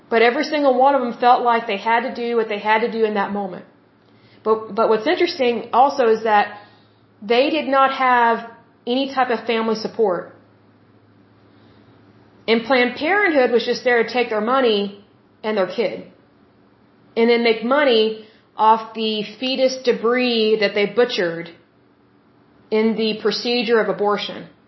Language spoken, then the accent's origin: English; Oklahoma, United States; I'm from Oklahoma, which is the Bible Belt.